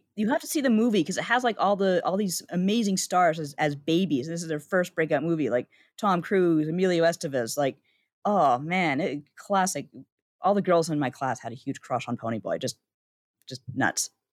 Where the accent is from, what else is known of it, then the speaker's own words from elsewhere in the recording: Canada; as a Canadian